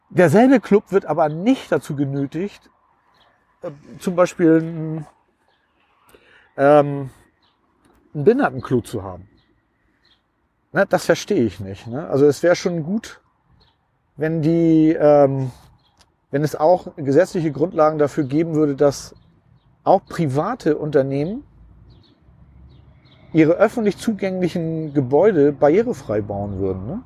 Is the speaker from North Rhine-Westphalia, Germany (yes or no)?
no; Hamburg, Germany; ich komme ja nun aus Hamburg, ne? Und da ist es so, mein Leben verläuft in ruhigen Bahnen.